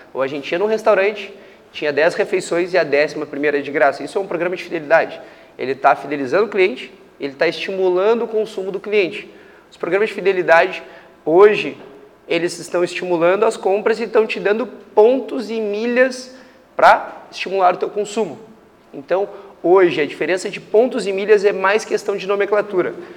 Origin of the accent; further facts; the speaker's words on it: Porto Alegre, Rio Grande do Sul, Brazil; moved away as an adult; also born or lived in Canada / Ireland / Manaus; saí de Porto Alegre, sou gaúcho, né? Eh, saí de Porto Alegre com 19 anos, fui morar no Canadá